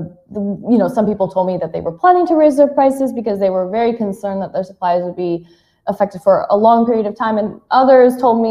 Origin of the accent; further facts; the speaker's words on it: United States; moved away; I'm American, but I live abroad